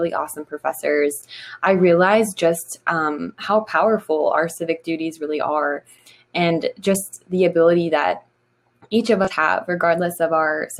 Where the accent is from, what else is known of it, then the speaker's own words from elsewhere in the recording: Garrett County, Maryland, United States; Growing up in Garrett County, Maryland, it's a very rural, conservative, small town.